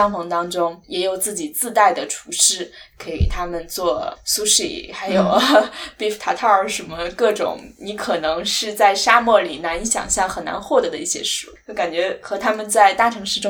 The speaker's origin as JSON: {"language": "Chinese", "country": "China", "said": "我觉得至少作为一个中国人可能没有哈"}